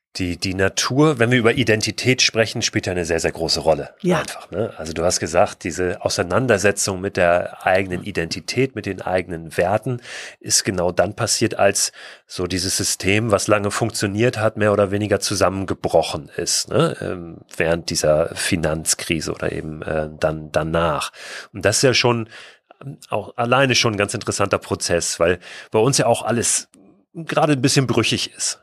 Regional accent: Germany

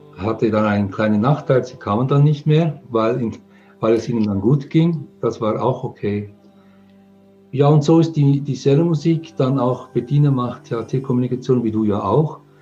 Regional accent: England, United Kingdom; now in Switzerland; Ich komme aus England. Meine Mutter ist Engländerin. Ich bin in England geboren. Wir sind dann äh, in die Schweiz emigriert

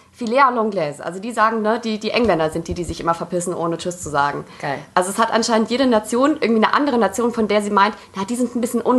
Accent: Poland; ich als Polin kann es ja sagen

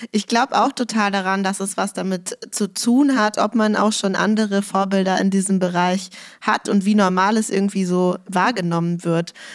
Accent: Berlin, Germany; Als Berlinerin, die ich ja auch bin, muss ich also mal fragen, kommen Sie irgendwann zurück in die Mutterstadt

